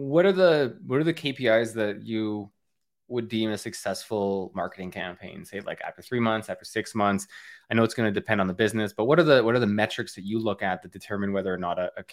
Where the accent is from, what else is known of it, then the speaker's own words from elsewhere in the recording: Canada; I'm from Canada. We are not. We cannot start thinking about the end of summer yet.